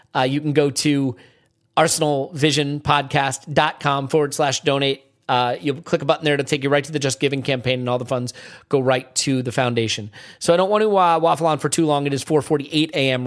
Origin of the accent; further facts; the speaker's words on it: United States; as an American